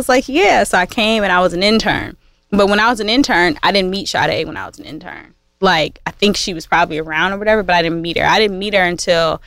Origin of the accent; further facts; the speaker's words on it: Kalamazoo, Michigan, United States; I'm from Kalamazoo, not Detroit